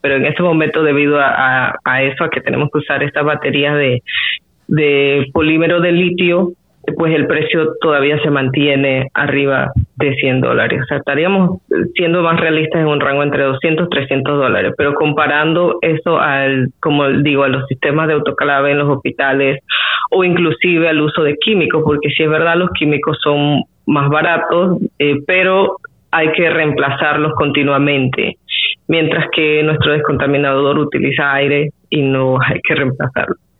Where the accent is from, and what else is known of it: Panama